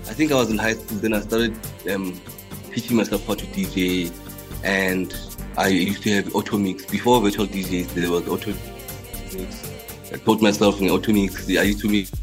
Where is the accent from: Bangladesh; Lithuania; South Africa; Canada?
South Africa; the Vaal, Gauteng; also born or lived in Emalahleni (Witbank), Mpumalanga; from the Vaal, but I was born in Malakeni